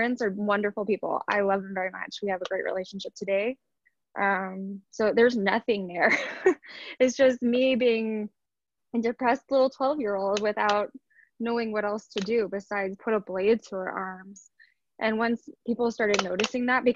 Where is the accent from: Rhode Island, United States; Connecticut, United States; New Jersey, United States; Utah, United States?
New Jersey, United States; Southern; I grew up in Southern New Jersey